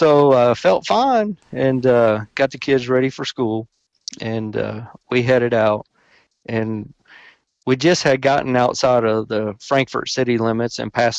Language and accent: English; Lexington, Kentucky, United States; I'm born and raised in Lexington, Kentucky